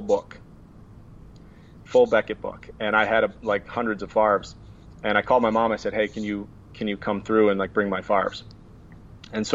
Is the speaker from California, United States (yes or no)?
no; 90 miles from Wausau, Wisconsin, United States; moved away; So I worked in East Bay in marketing, which is in Wausau, Wisconsin, which is 90 miles from my hometown